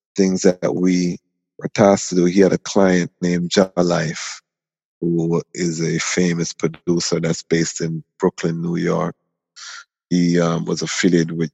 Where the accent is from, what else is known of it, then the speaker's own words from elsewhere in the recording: Toronto, Ontario, Canada; also born or lived in Kingston, Jamaica; Left Jamaica as a baby and went to Toronto, Canada, where I grew up from the age of 9 months